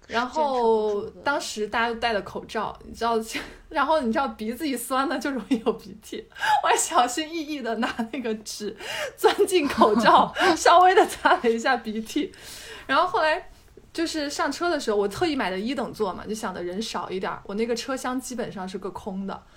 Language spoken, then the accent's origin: Chinese; Hubei, China; moved away; 我作为一个湖北人